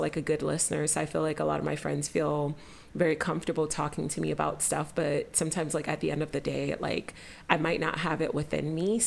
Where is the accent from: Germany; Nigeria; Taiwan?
Nigeria; I'm Nigerian and, like, growing up, like, I was in church a lot